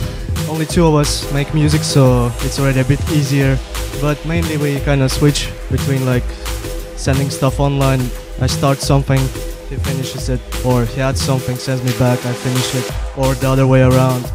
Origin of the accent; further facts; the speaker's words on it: Tartu, Tartu County, Estonia; moved away as an adult; now in London, United Kingdom; I'm originally from Tartu, Estonia, but I've been living in London since October. So literally I came from London yesterday.